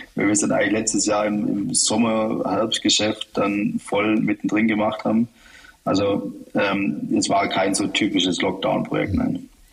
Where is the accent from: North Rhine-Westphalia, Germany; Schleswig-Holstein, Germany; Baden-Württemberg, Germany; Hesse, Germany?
Baden-Württemberg, Germany; Heidenheim; mit der Alp, mit meiner Heimat